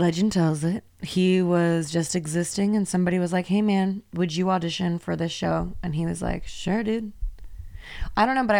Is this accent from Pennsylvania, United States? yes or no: no; Oakland, California, United States; And I said, nah, I'm from Oakland.